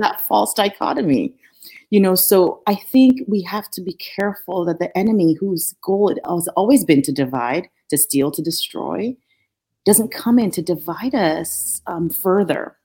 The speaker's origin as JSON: {"language": "English", "country": "Nigeria", "tie": "born or raised there", "also_born_or_lived": "Norfolk, Virginia", "moved": "as an adult", "lives_now": "United States", "said": "growing up in Nigeria, I was I grew up with a lot of resources."}